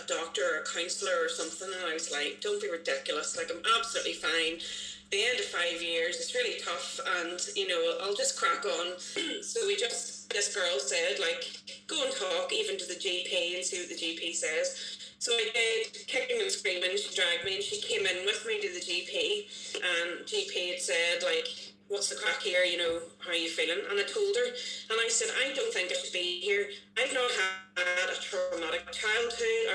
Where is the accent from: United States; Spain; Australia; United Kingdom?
United Kingdom; Bangor; I am from Bangor